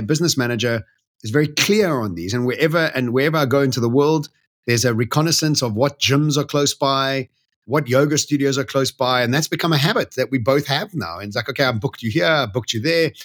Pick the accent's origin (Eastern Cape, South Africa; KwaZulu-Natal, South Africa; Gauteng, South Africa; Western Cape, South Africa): Gauteng, South Africa; Bedfordview; that's where I grew up